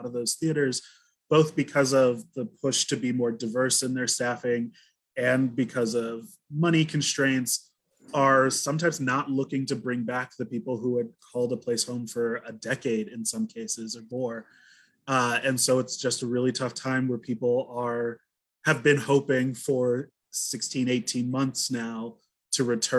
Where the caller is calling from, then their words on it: Chicago, Illinois, United States; I am coming from Chicago, actually, which is on the lands of the Potawatomi, Kickapoo, Miami, Sioux, and Peoria.